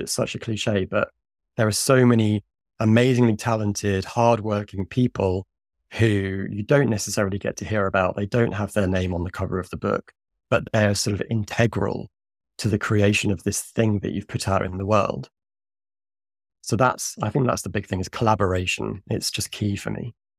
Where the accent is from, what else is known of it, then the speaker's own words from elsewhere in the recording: Suffolk, East of England, United Kingdom; now in London, United Kingdom; our tiny little local independent cinema in my hometown in Suffolk, in the east of England